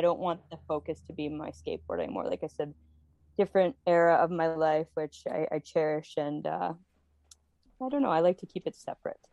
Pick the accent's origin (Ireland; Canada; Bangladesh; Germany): Canada; Toronto, Ontario; We are in such an awful position here, specifically in Ontario. I, I'm from Toronto.